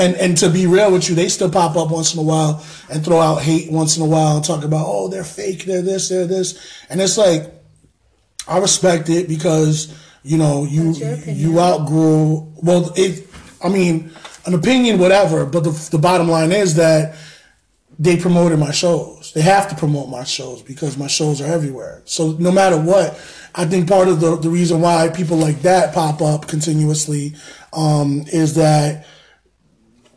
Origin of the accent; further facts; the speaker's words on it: New York, United States; moved away as an adult; now in Connecticut, United States; born and raised in New York